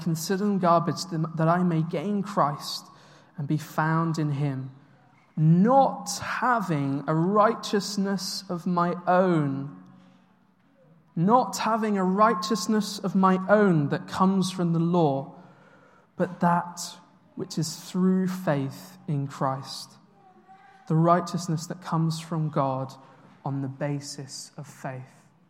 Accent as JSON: {"language": "English", "country": "United Kingdom", "said": "So I worked out recently that I've moved 11 times in my life. I'm quite a British nomad"}